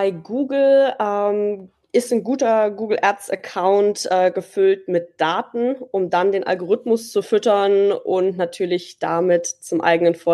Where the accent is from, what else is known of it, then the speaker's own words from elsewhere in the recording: Dresden, Saxony, Germany; accent: Saxon; Ja, ich komme ursprünglich aus Dresden. Das hört man wahrscheinlich auch nicht so sehr raus.